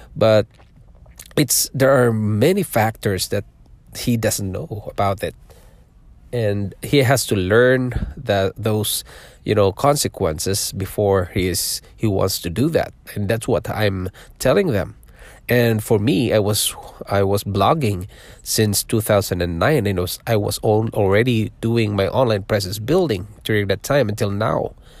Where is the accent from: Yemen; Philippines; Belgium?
Philippines; born or raised there; moved away as an adult; also born or lived in Singapore; now in Toronto, Canada